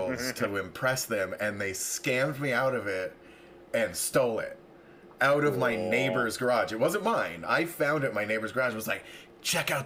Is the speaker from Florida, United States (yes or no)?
no; near Redding, California, United States; also born or lived in Los Angeles, United States / Las Vegas, United States; now in Palm Springs, United States; I grew up 20 miles outside of Redding.